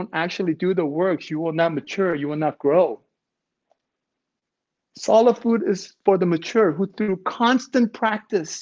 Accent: Ontario, Canada; now in Vancouver, Canada; I'm from Ontario

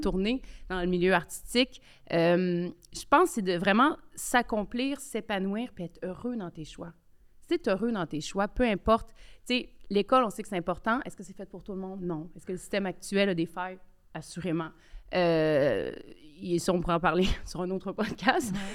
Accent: Quebec City, Quebec, Canada; j'ai grandi euh, à Québec, quartier populaire de Limoilou.

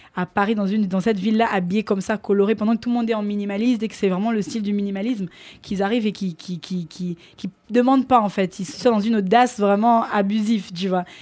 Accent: Kinshasa, DR Congo; also born or lived in Picardy, France; now in France; je suis originaire donc de Kinshasa. Et euh, donc, dans, dans, mon école, euh, on avait l'option danse

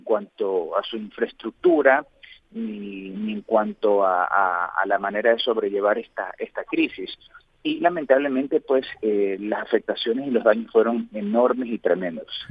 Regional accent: Guayaquil, Guayas, Ecuador; yo soy de Guayaquil, eh, región costera

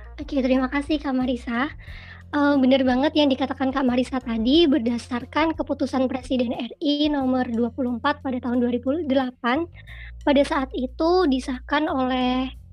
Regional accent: Mojokerto, East Java, Indonesia; Aku asalnya dari Mojokerto

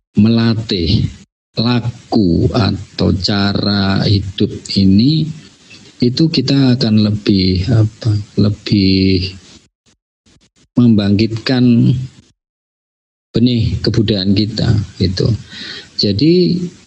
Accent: Java, Indonesia; saya, eh, ini Jawa

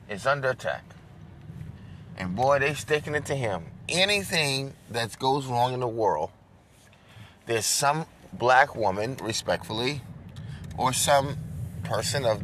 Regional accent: New York, United States; moved away; also born or lived in Dubai / Africa / Fort Worth, Texas; where I was born in New York

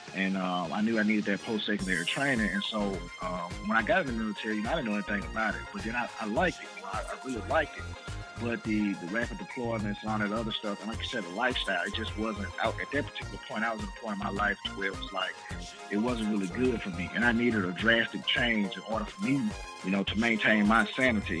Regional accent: outside Memphis / North Mississippi, United States; also born or lived in Germany; I grew up right outside of Memphis

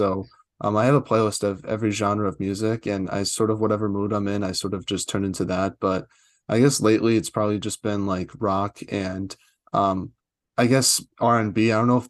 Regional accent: Boston, Massachusetts, United States; and I'm from Boston too

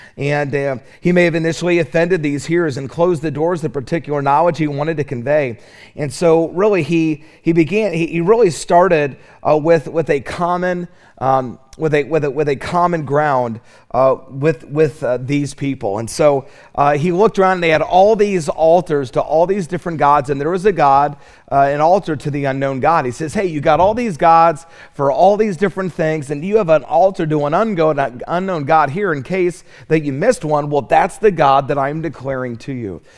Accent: Charlotte, North Carolina, United States; I'm from Charlotte

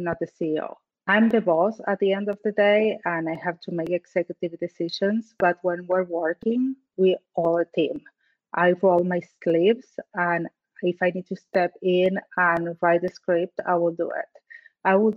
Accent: Argentina; English is a second language; moved away as an adult; I'm from Argentina.

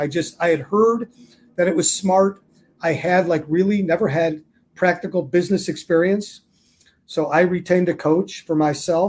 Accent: Chicago, Illinois, United States; also born or lived in Arizona; I'm from the Chicago area

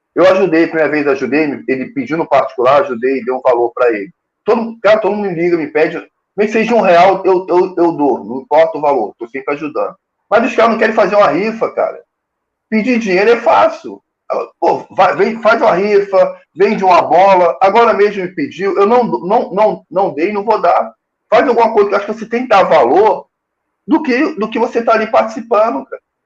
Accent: Rio de Janeiro, Brazil; eu sou carioca

